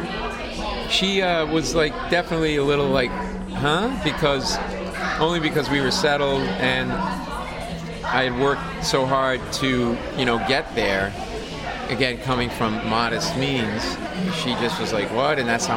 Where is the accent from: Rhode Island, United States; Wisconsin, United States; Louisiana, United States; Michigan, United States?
Rhode Island, United States; We grew up in Rhode Island